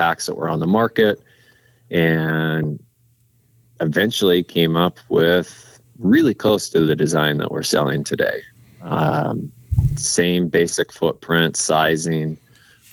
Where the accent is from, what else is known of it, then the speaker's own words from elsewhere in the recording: Montana, United States; also born or lived in Alaska; I was born and raised here in Montana